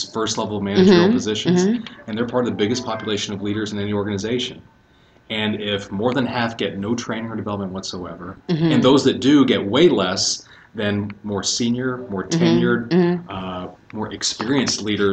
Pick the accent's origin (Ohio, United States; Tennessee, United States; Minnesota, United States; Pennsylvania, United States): Tennessee, United States; Chattanooga; moved away as an adult; also born or lived in Atlanta, Georgia; I grew up in Chattanooga, Tennessee, about 2 hours north of here